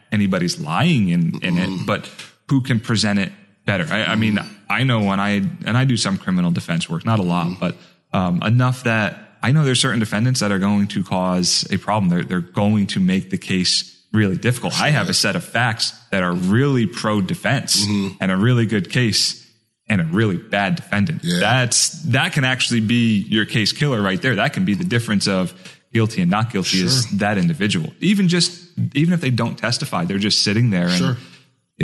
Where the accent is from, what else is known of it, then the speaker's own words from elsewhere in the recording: Marlton, New Jersey, United States; I grew up in South Jersey, right outside of Philly